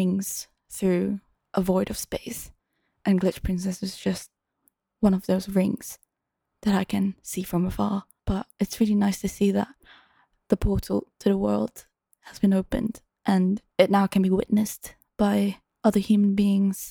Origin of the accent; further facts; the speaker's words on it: Singapore; moved away as an adult; now in London, United Kingdom; I was living back in my hometown in Singapore for a while